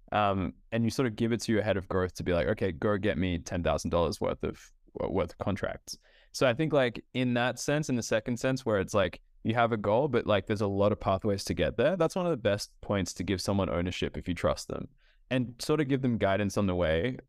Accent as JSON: {"language": "English", "country": "Australia", "tie": "born or raised there", "also_born_or_lived": "Ethiopia", "said": "I grew up in Australia, um, in across Australia, but I'm originally from Ethiopia. So my family is from Ethiopia"}